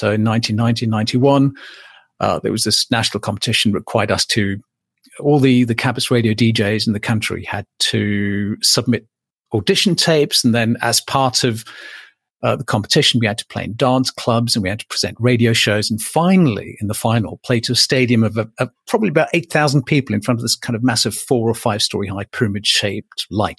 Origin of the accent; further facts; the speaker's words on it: Cape Town, Western Cape, South Africa; also born or lived in Johannesburg / Bulawayo, Zimbabwe; And then I grew up in Cape Town, Johannesburg, and then what was then Rhodesia. So in the second city called Bulawayo, in the country that's now known as Zimbabwe.